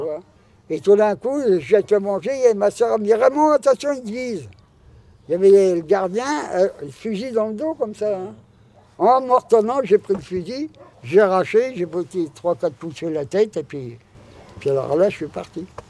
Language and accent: French; France; on est Français